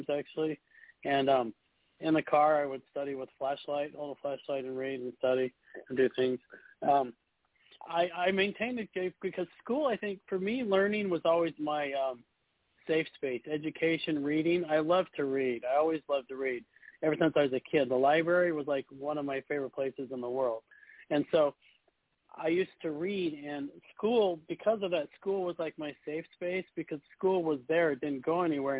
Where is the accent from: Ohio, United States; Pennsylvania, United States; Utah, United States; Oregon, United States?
Utah, United States; now in Florida, United States; I grew up in Utah, so it was very cold.